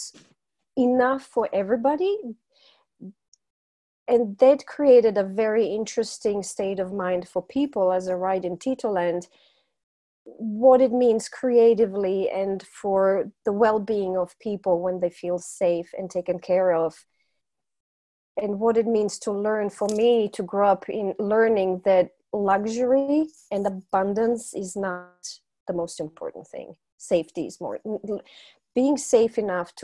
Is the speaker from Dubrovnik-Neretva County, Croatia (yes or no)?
no; Zagreb, City of Zagreb, Croatia; I was born and raised in Zagreb, and back then it was Yugoslavia.